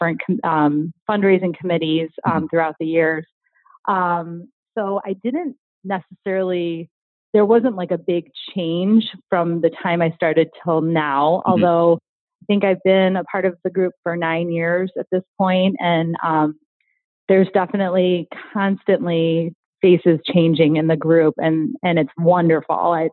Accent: Riverside, Illinois, United States; I grew up in Riverside, so haven't moved

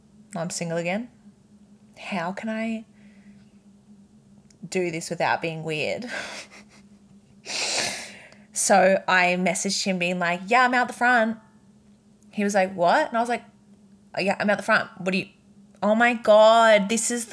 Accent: Redcliffe, Queensland, Australia; I'm from Redcliffe. There's not even waves in Redcliffe

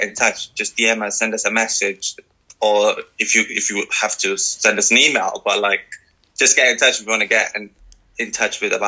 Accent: Sri Lanka; now in Wales, United Kingdom; I'm from Sri Lanka

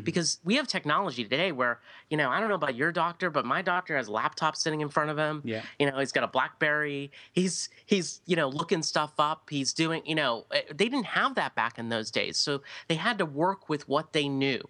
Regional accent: United States; speaking as an American here, but we don't sit and read books

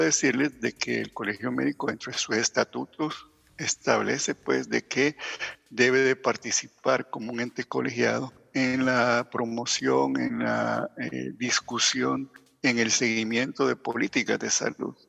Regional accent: El Salvador; nos queda a nosotros como población salvadoreña

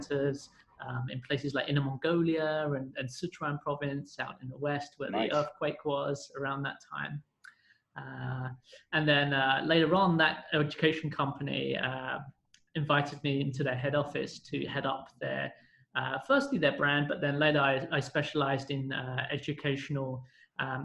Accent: London, United Kingdom; moved away as an adult; now in China; I'm from London. I'm British.

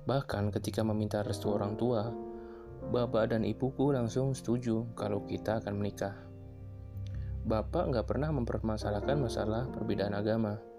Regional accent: Central Java, Indonesia; Aku asli Jawa Tengah tapi aku tidak akan menyebutkan dari mana asalku lebih spesifik.

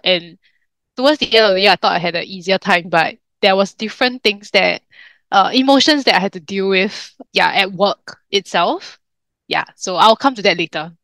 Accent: Singapore; in Singapore, I mean, besides being a Singaporean Chinese

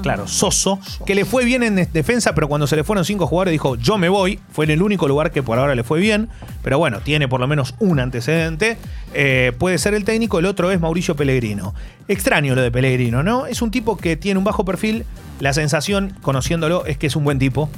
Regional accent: Argentina; somos argentinos

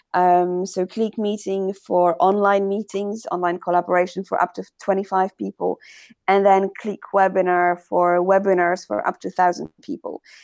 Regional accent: Poland; we were proud that we are from Poland

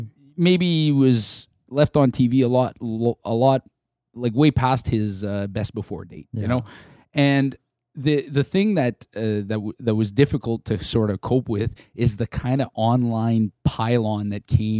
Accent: Canada; This is my identity as a Canadian.

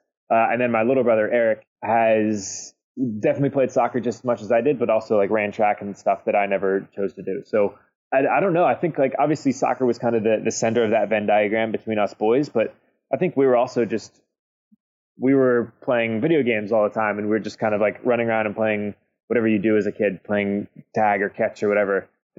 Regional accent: Virginia, United States; born there; also born or lived in Kentucky / Indianola, Iowa / Baltimore, Maryland / Columbus, Ohio; I was born in Virginia, but moved to Kentucky, moved to Iowa, Indianola, Iowa, which is just outside Des Moines, like tiny town. And then we moved to Baltimore, Maryland from there, and then to Columbus, Ohio.

